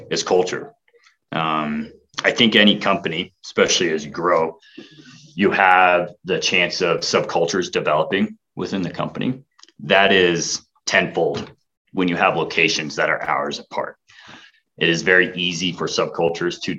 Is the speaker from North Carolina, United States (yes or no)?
no; Casper, Wyoming, United States; now in Laramie, United States; Casper's my hometown. That's where I was grew up.